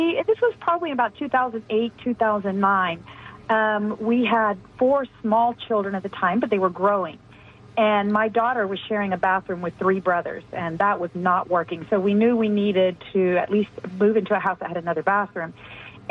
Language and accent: English; Houston, Texas, United States; also born or lived in San Luis Potosí, Mexico; When I was a small child, I grew up in Houston, Texas, in Spring Branch